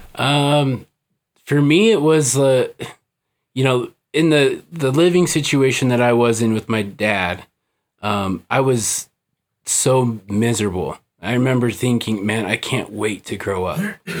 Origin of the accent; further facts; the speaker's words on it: Salt Lake City, Utah, United States; I was born here in Salt Lake